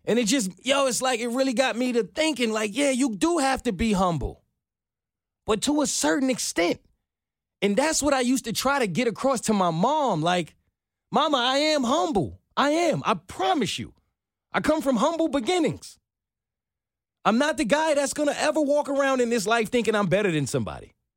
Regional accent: New York, United States; now in Atlanta, United States; I'm from New York

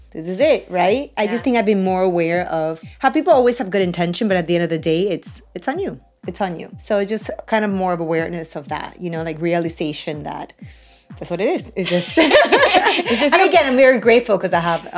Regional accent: Peru; also born or lived in Tallahassee; now in United States; I was born in Peru

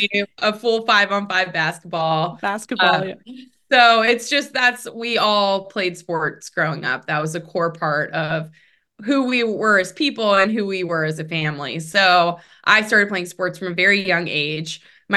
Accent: Pittsburgh, Pennsylvania, United States; I come from a really big family. I'm one of eight kids. born and raised in Pittsburgh, Pennsylvania.

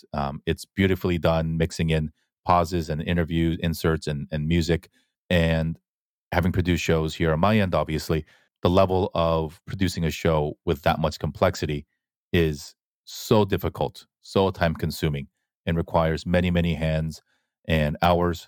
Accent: Fullerton, California, United States; also born or lived in Korea; I grew up in Fullerton

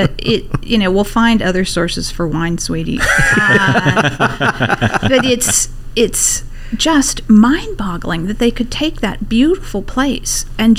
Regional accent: Pennsylvania, United States; in my home state of Pennsylvania

